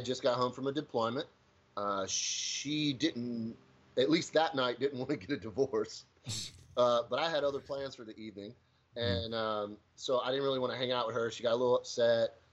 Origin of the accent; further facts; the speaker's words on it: Pamlico County, North Carolina, United States; So I grew up in Pamlico County, one of the largest counties but lowest populations in this district.